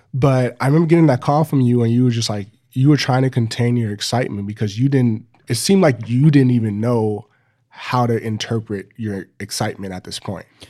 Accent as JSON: {"language": "English", "town": "Los Angeles", "region": "California", "country": "United States", "tie": "born or raised there", "said": "growing up in Los Angeles, you know, five or 10 miles away from each other"}